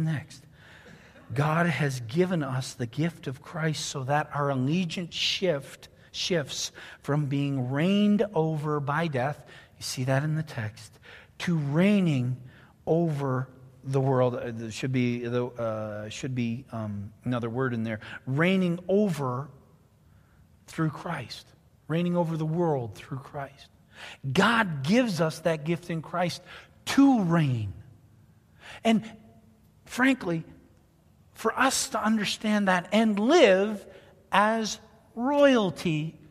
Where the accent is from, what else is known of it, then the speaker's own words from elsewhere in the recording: Canada; also born or lived in near Ottawa, Canada; now in United States; I'm Canadian